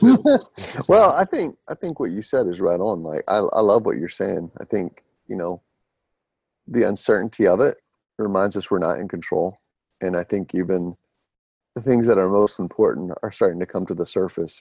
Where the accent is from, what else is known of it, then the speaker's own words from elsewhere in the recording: Smyrna, Georgia, United States; the Smyrna, Georgia area, which is my hometown where I'm from